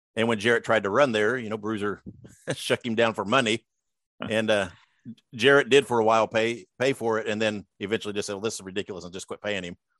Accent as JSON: {"language": "English", "town": "Columbus", "region": "Indiana", "country": "United States", "tie": "born or raised there", "said": "I was born and raised in Columbus, Indiana"}